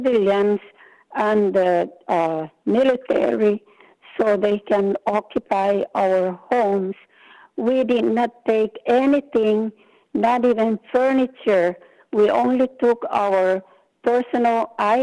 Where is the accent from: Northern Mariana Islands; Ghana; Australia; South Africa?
Northern Mariana Islands; born or raised there